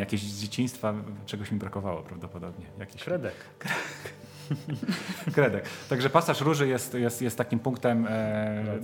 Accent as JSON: {"language": "Polish", "town": "Łódź", "region": "Łódź Voivodeship", "country": "Poland", "tie": "born or raised there", "said": "ja jestem ze Śródmieścia i chodziłem do jedynki, do podstawówki"}